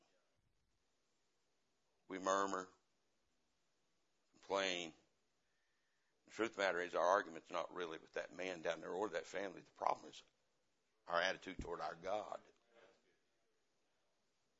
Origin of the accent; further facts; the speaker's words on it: the Bible Belt, United States; I come from the Bible Belt